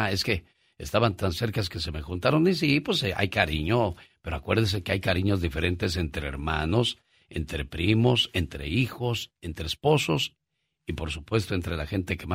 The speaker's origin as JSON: {"language": "Spanish", "town": "Cuernavaca", "region": "Morelos", "country": "Mexico", "moved": "yes", "lives_now": "Washington, United States", "said": "Un día salí de Cuernavaca, Morelos, pero Cuernavaca, Morelos nunca salió de mí."}